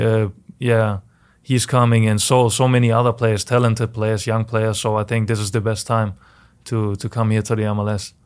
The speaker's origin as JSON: {"language": "English", "country": "Germany", "tie": "born or raised there", "moved": "as an adult", "lives_now": "St. Louis, United States", "said": "I was born in Germany and I had a Very, very nice childhood"}